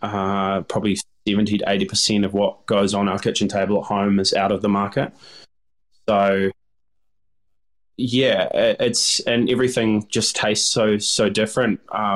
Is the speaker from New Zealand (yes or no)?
yes; New Zealand; Growing up in New Zealand, you know, our pastime was diving and fishing.